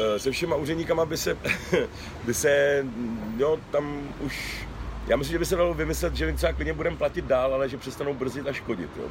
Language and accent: Czech; Czechia; jsem se včera a dneska probouzel hrdý na to, že jsem Čech